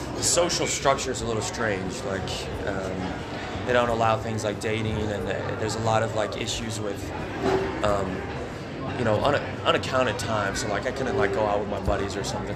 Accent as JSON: {"language": "English", "town": "Brookings", "region": "South Dakota", "country": "United States", "tie": "born or raised there", "said": "I grew up outside of Brookings."}